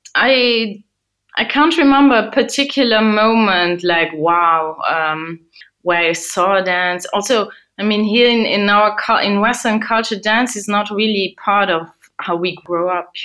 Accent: Luxembourg; I grew up and I was born in Luxembourg

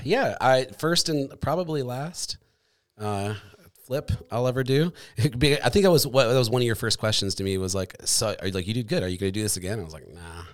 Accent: Michigan, United States; moved away as an adult; also born or lived in Colorado; now in Grand Rapids, United States; I grew up in Michigan, and then I moved away

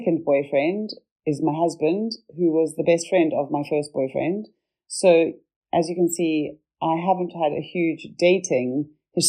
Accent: Zimbabwe; moved away; also born or lived in Cape Town, South Africa; from growing up in Zimbabwe to coming to Cape Town in South Africa

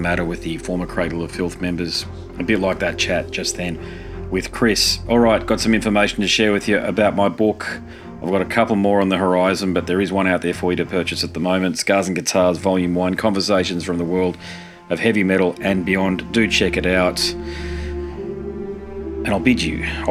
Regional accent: Brisbane, Queensland, Australia; my hometown, Brisbane

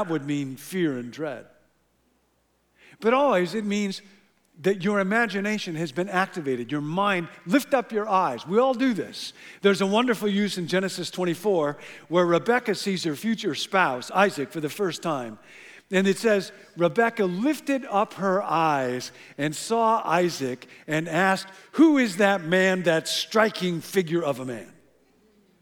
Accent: Illinois, United States; moved away; I grew up in Illinois

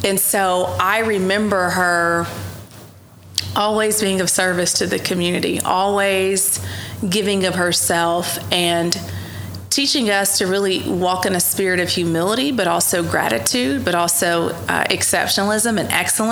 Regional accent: Ardmore, Oklahoma, United States; I grew up in Ardmore from very humble beginnings

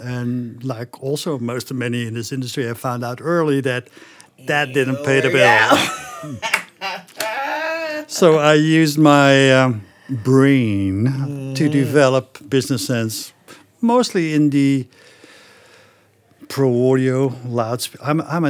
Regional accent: Netherlands; English is a second language; moved away; also born or lived in Germany / Belgium / Canada / Singapore; I'm originally from the Netherlands, as you know. But I lived in Germany, in Belgium, in Canada for a couple of years, in Singapore for a couple of years.

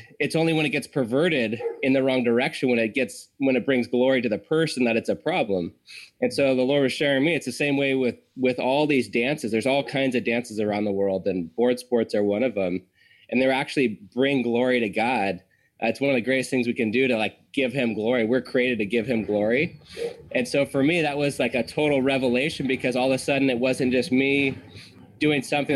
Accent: Santa Cruz, California, United States; where I grew up in Santa Cruz

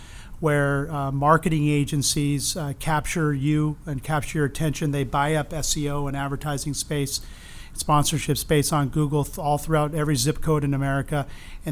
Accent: Los Angeles, California, United States; also born or lived in Arizona; born and raised in East Los Angeles

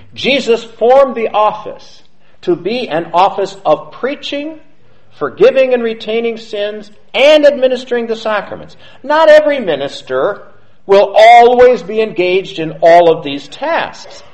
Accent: United States; I'm an American.

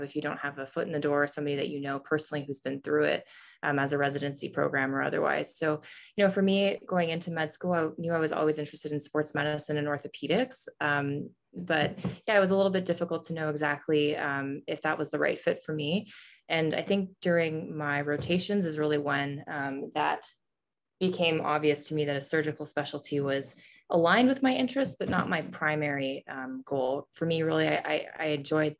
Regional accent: Canada; now in St. Louis, United States; I'm actually originally from Canada.

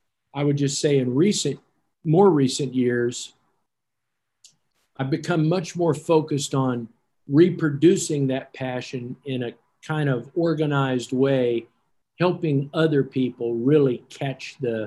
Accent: Fairbanks, Alaska, United States; I'm from Fairbanks, Alaska, as you know.

